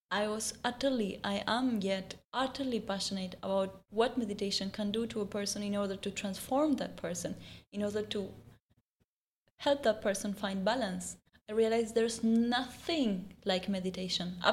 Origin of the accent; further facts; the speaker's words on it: India; So then I found out when I came from India, not only the weather and my whole view of this place was different